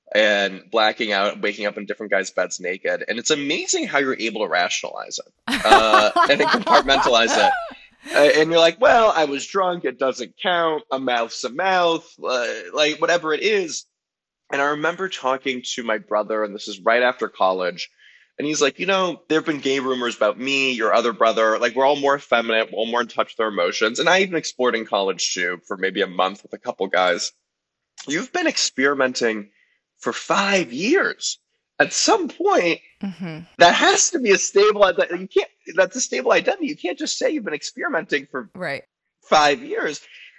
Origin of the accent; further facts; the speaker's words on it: Los Angeles, California, United States; So I grew up in Los Angeles in the Valley. I'm a proud Valley boy. And I grew up in like a reformed Jewish family that was actually pretty sex positive as far as things go.